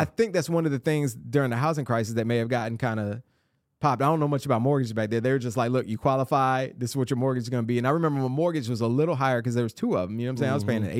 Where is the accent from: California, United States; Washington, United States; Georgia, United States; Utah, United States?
Georgia, United States; Atlanta; moved away as an adult; now in Nashville, United States; Yeah, I grew up in Clayton County.